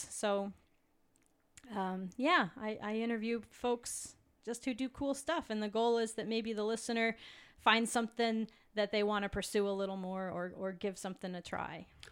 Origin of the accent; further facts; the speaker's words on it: south of Helena, Montana, United States; I grew up in Montana.